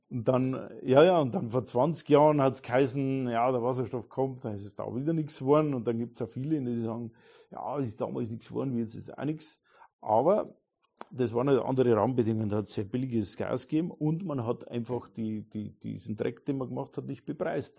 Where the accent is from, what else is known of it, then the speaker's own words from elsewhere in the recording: Neumarkt in der Oberpfalz, Bavaria, Germany; also born or lived in Regensburg; meine Heimat, da, Neumarkt in der Oberpfalz